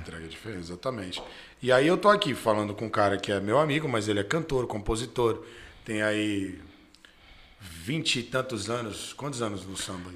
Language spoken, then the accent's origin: Portuguese; Santos, São Paulo, Brazil; a gente é de Santos